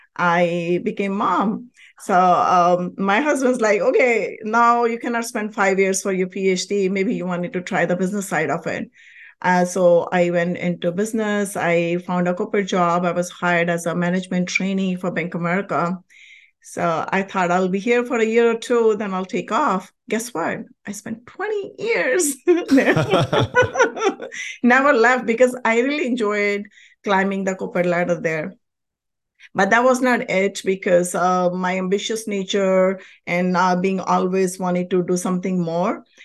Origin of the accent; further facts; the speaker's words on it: India; moved away as an adult; now in United States; I was born and raised in a very, very spiritual country, India